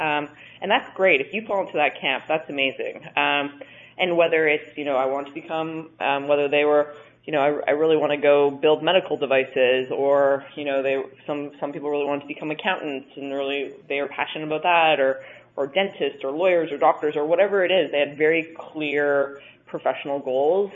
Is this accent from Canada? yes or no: yes; Saskatchewan, Canada; moved away as an adult; also born or lived in Montreal; I grew up in Canada in a province called Saskatchewan